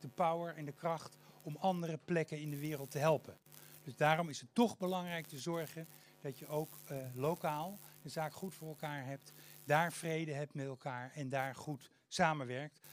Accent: Haarlem, North Holland, Netherlands; ik kom uit Haarlem

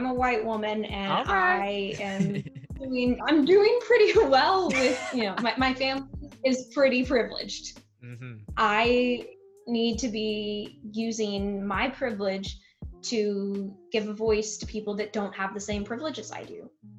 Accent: United States; As a journalist, as an American, as an advocate

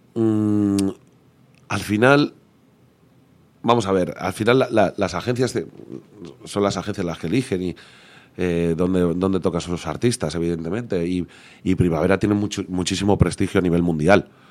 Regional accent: Leganés, Community of Madrid, Spain; yo soy de Leganés yo soy rockero de toda la vida

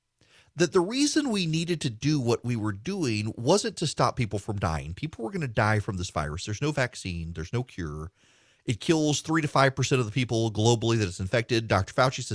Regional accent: Dubai, United Arab Emirates; When I was a kid, I grew up in Dubai in the Middle East.

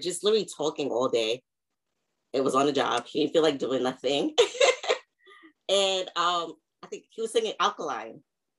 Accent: Long Island, New York, United States; also born or lived in Queens; I'm from Long Island. Well, technically Queens, but I moved to Long Island when I was 8.

